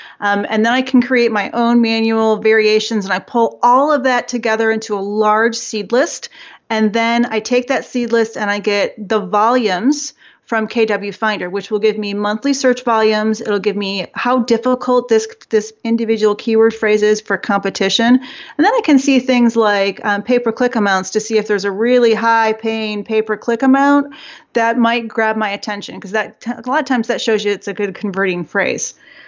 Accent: Detroit, Michigan, United States; I am from Detroit, but I have two sisters who moved to Georgia probably 20 years ago

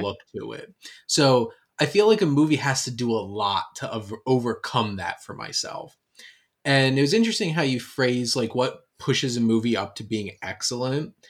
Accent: Camden County, New Jersey, United States; growing up in Camden County, New Jersey

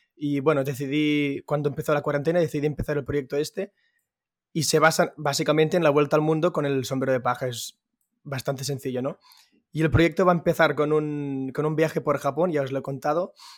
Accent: Manresa, Catalonia, Spain; soy de Manresa, eh, centro de Cataluña.

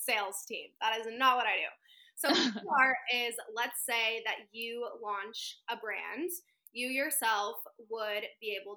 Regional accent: Central Valley, Northern California, United States; moved away as an adult; now in Los Angeles, United States; I am from Northern California, semi-small town

